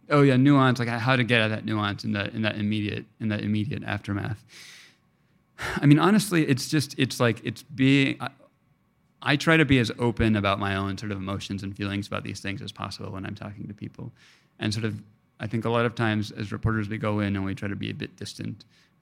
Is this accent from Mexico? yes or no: yes; Mexico; I tell them I'm Mexican. They're like, all right, you're Mexican. You know, in Mexico, my accent is not recognized as being fully from there, you know?